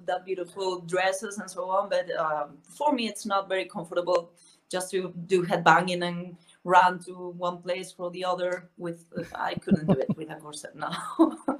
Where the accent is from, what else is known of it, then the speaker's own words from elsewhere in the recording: A Coruña, Galicia, Spain; English is a second language; moved away as an adult; now in Madrid, Spain; I was born in the northwest of Spain in a very small um, town called La Coruña, and I moved to Madrid like uh, ten years ago or so